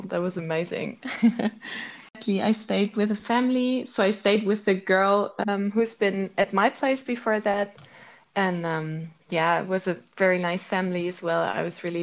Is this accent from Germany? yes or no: yes; Munich, Bavaria, Germany; moved away as an adult; also born or lived in Maastricht / Zurich; I actually grew up not in the city center, but in a suburb of Munich